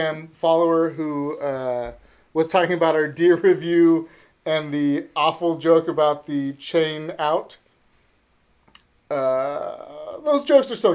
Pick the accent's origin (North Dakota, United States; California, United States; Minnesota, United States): California, United States; Northern; we're from Northern California